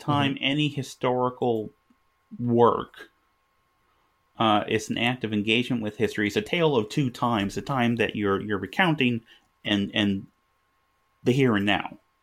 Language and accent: English; United States; I live in America. I'm, I'm an American.